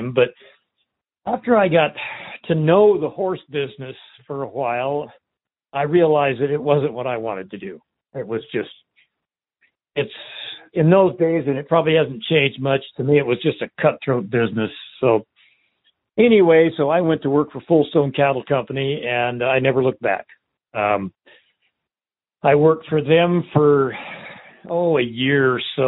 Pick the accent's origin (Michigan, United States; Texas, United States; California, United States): California, United States; Southern; I was born and raised in Southern California for quite a few years